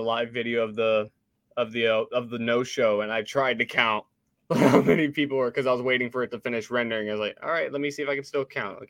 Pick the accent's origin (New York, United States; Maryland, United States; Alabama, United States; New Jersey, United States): Alabama, United States; Huntsville; also born or lived in Missouri; Growing up in Huntsville